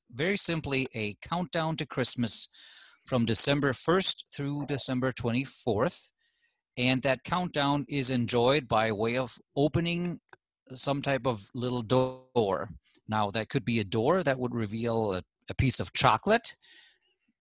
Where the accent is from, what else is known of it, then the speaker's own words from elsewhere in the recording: Germany; now in United States; I am from Germany